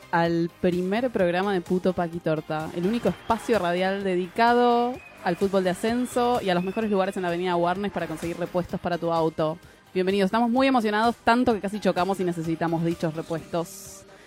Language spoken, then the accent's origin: Spanish; Lanús, Buenos Aires Province, Argentina; Yo soy de Lanús, que queda un poquito más lejos que Bariloche